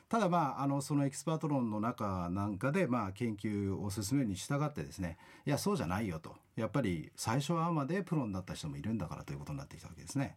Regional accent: Kanagawa, Japan; moved away as an adult; also born or lived in Australia; now in Okinawa, Japan; もともと私、神奈川の出身でして

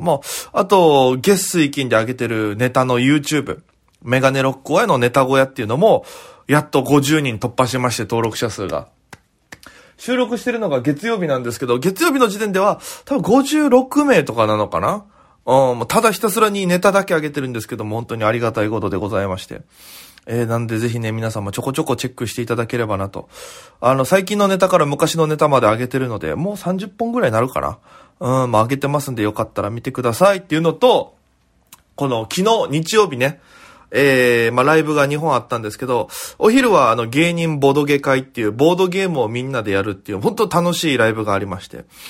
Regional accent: Okinawa, Japan; now in Tokyo, Japan; 僕は沖縄県の出身でございまして

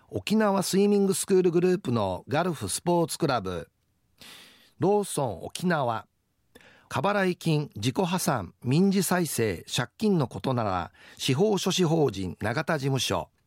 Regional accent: Naha, Okinawa, Japan; 自分は那覇出身なんだけどあ那覇の首里出身なんだけど

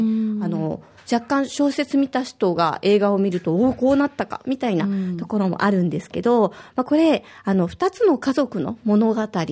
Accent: Osaka, Japan; now in Okinawa, Japan; 私は大阪出身

